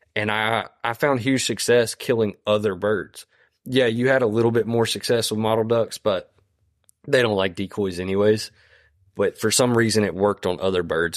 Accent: Deep East Texas, United States; moved away as an adult; also born or lived in Louisiana; I grew up in Deep East Texas

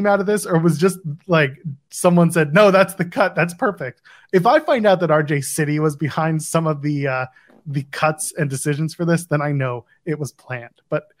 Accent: Ottawa, Ontario, Canada; I'm a Sens fan because I grew up in Ottawa.

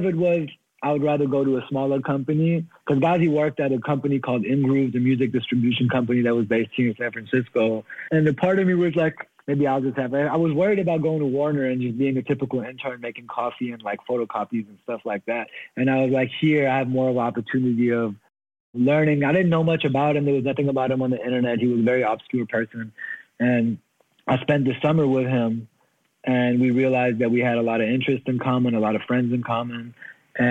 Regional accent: Germany; moved away as an adult; now in United States; I grew up in Germany.

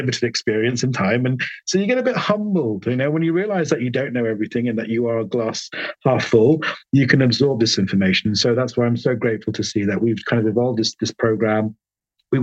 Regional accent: London, United Kingdom; I was born in London. My parents are Sri Lankan, hence my long first name

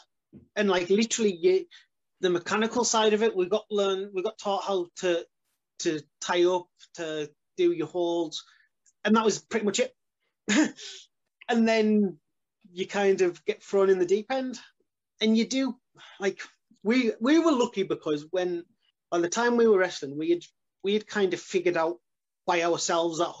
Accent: Carlisle, North West England, United Kingdom; We were in Carlisle, my hometown

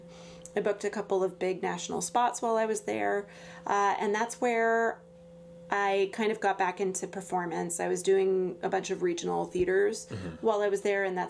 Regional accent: Los Angeles, California, United States; I grew up in Los Angeles, California. So I'm one of the rare artists who actually was born there

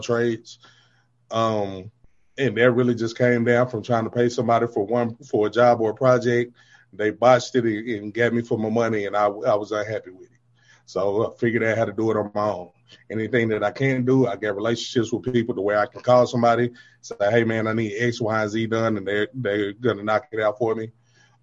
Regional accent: Deep South, United States; I'm from the South, man. I'm from the Deep South.

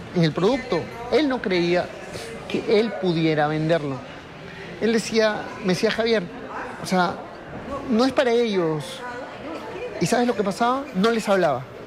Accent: Peru; solo en mi país, mira, en Perú

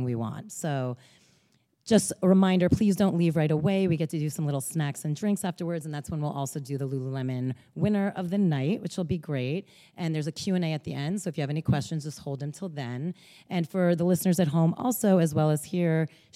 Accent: Bergen County, northern New Jersey, United States; I'm from Northern Jersey, Bergen County

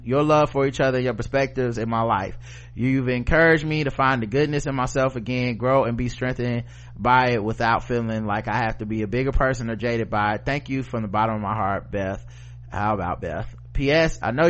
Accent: New York City, New York, United States; I'm from New York, and most people here do not know American chattel slavery began in New York City as part of the Dutch slave trade in the 1600s.

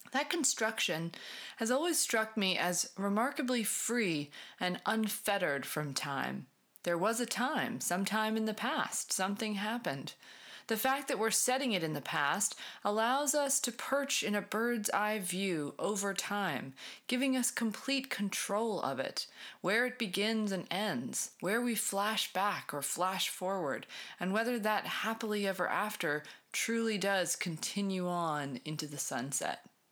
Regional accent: New England, United States; moved away; I'm originally from New England.

